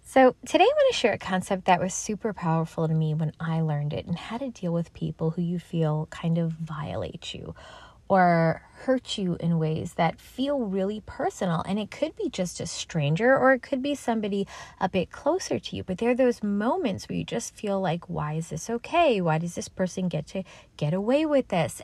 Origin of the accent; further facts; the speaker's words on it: New York City, New York, United States; I'm from New York City.